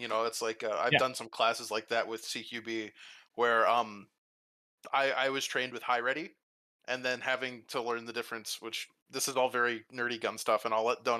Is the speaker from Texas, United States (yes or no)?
yes; Texas, United States; I am from Texas.